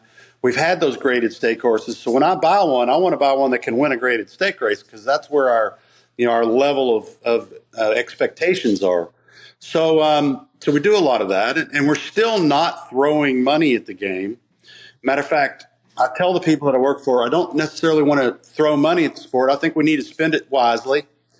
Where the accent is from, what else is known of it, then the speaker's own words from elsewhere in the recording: Arkansas, United States; born there; You know, I was born in Arkansas. Some people know that. Only because my father was in the military and my mother came to visit him.